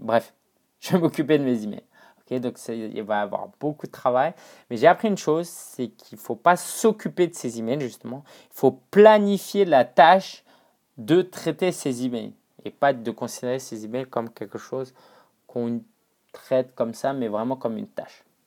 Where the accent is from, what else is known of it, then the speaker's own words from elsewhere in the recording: China; moved away; en retournant en Chine, euh, donc euh, Chine continentale, hein, ça faisait allez, 4 ans que j'étais pas retourné dans ma ville natale